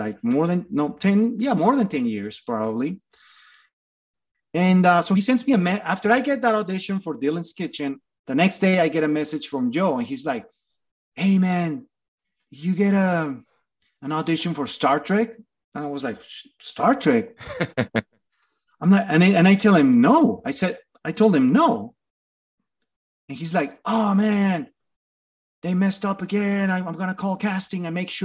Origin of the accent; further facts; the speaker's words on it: Torreón, Coahuila, Mexico; moved away as an adult; also born or lived in Mexico City; now in Los Angeles, United States; My hometown is Torreón, Coahuila